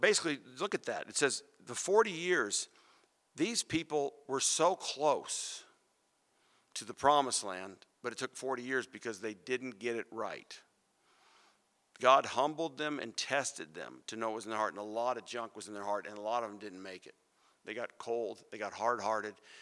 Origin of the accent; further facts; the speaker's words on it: Phoenix, Arizona, United States; I grew up in Phoenix, and pomegranates, man, we used to pick those off the trees.